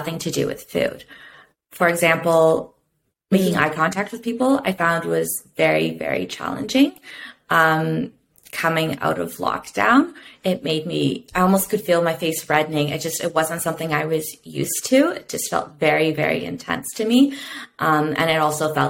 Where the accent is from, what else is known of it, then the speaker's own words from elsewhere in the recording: Canada; now that I'm back in my hometown